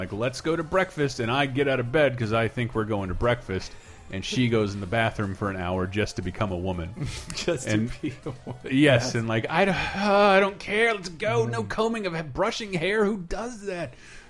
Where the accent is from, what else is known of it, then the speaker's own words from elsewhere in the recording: Alabama, United States; I'm from here. I am from Alabama. I grew up on Jesus and the Crimson Tide.